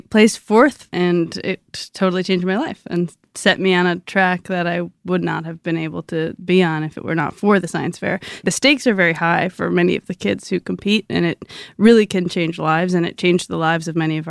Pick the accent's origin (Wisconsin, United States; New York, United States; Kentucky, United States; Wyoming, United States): Wisconsin, United States; I'm from Wisconsin.